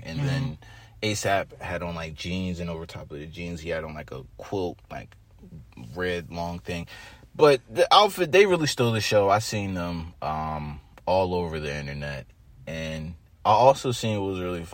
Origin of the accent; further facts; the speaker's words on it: New Jersey, United States; I'm from Jersey